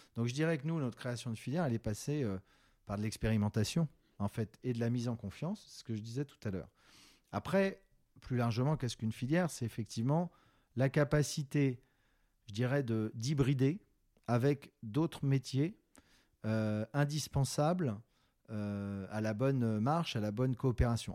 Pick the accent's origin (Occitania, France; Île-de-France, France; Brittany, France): Brittany, France; Rennes; j'ai grandi en Bretagne, donc déjà, c'est une histoire assez personnelle avec le sarrasin, puisque dans ma ville rennaise de cœur, et de naissance